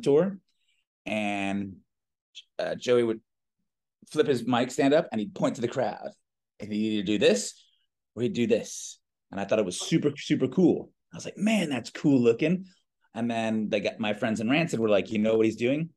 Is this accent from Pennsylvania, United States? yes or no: no; Reston, Virginia, United States; moved away as an adult; also born or lived in Richmond, Virginia; now in Costa Rica; I grew up in a really small town in Northern Virginia. Actually, all of … grew up in the same town, a place called Reston.